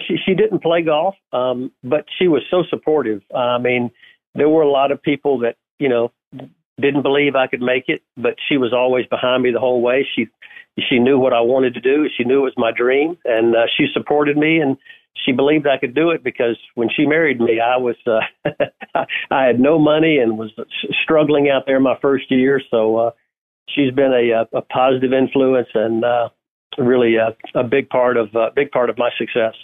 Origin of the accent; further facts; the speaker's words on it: Augusta, Georgia, United States; being born and raised in Augusta, Georgia